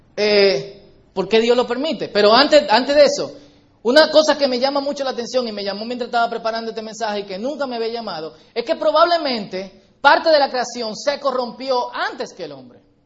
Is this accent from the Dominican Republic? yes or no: yes; Dominican Republic; Porque compartimos la misma isla